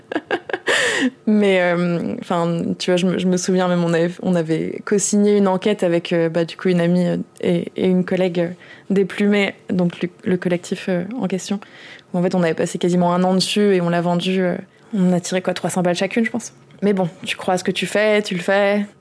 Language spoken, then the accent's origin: French; Orange, Provence-Alpes-Côte d'Azur, France; moved away; je viens d'Orange à la base, qui est une ville d'extrême droite, euh, et en fait le même maire y est depuis que j'ai deux ans